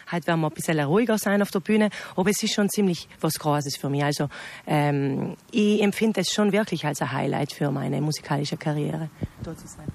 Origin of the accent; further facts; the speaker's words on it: South Tyrol, Trentino-Alto Adige, Italy; accent: South Tyrolean dialect; Wir sind Südtiroler und wir reden so